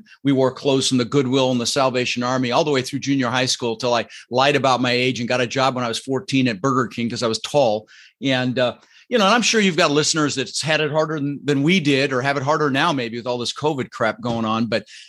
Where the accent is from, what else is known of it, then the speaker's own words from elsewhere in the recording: Netherlands; born there; Dutch. Yeah, I was born in Holland, but my father was Arabic.